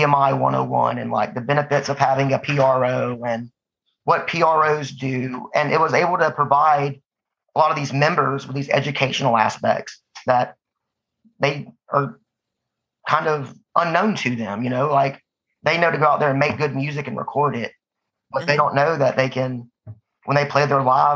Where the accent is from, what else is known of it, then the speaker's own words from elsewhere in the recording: Georgia, United States; moved away as an adult; also born or lived in Manhattan, Kansas; now in Nashville, United States; Born and raised in Georgia